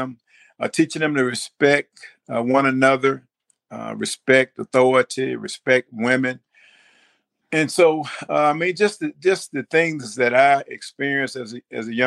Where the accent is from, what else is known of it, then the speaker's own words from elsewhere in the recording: Greenville, Mississippi, United States; moved away as an adult; now in Memphis, United States; I am from Greenville, Mississippi. I was born there, came to Memphis, Tennessee after graduating from high school at the age of 18.